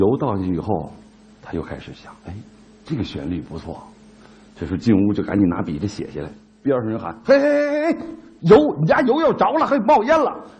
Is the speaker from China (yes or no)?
yes; China; 它有中庸的性格，这就是我们中国人的性格，这也是我们古人的智慧。